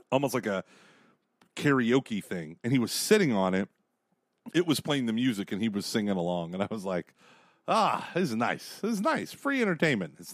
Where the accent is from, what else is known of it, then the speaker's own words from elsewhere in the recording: Dayton, Ohio, United States; They can tell I'm from Dayton, Ohio.